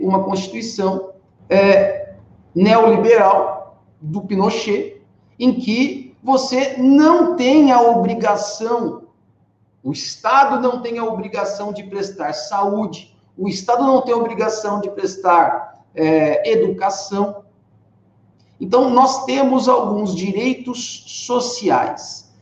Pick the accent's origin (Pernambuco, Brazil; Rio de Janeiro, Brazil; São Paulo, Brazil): São Paulo, Brazil; Rio Claro; eu sou de Rio Claro, minha cidade natal é Rio Claro